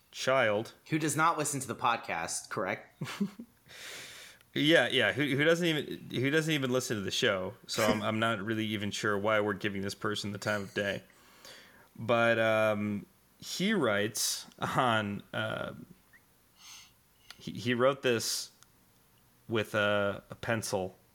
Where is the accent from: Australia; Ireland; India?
Australia; accent: Australian; yeah, just telling me my Australian accent is is dog shit